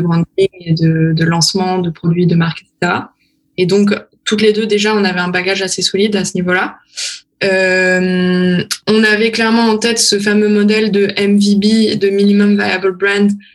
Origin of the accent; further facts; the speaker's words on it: France; moved away as an adult; now in Berlin, Germany; je suis française